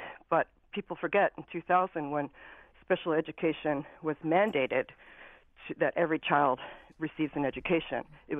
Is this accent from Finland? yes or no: yes; Finland; now in Simsbury, United States; and I'm also from Finland, which totally segregates their special needs population from the general, typically learning population.